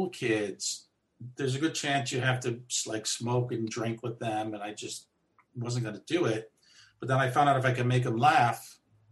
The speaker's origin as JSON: {"language": "English", "region": "East Coast", "country": "United States", "said": "I'm from the East Coast"}